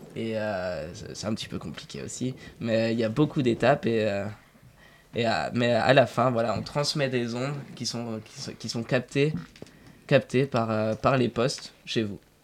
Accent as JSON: {"language": "French", "town": "Dijon", "region": "Bourgogne-Franche-Comté", "country": "France", "moved": "yes", "lives_now": "Paris, France", "said": "je viens de Dijon"}